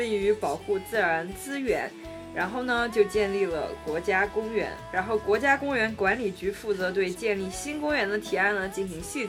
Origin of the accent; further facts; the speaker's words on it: Anhui, China; 我们是安徽人啊，